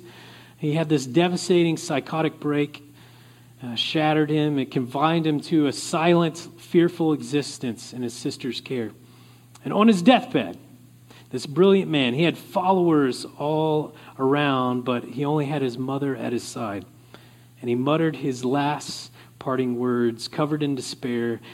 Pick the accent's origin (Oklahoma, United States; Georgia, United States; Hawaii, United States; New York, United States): Oklahoma, United States; moved away; I come from Oklahoma originally